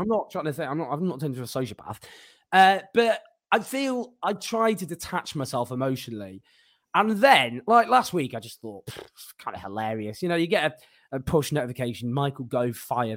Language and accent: English; Stockport, North West England, United Kingdom; I am from Stockport